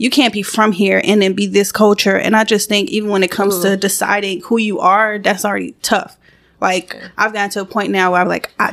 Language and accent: English; U.S. Virgin Islands; But that's one of the tricky things growing up is trying to explain to people that I'm from the Virgin Islands, but my family's Puerto Rican. I grew up in a Spanish household, so that's really hard to explain to people